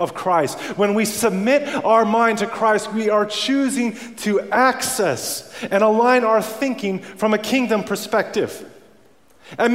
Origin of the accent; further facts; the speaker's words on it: Canada; moved away; I grew up around Canada where we live in igloos